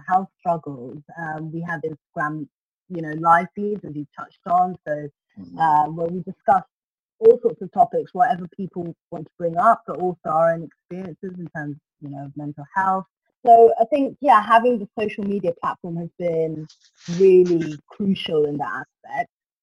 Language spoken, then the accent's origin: English; Ethiopia; now in United Kingdom; I'm based in the UK and I was born in Ethiopia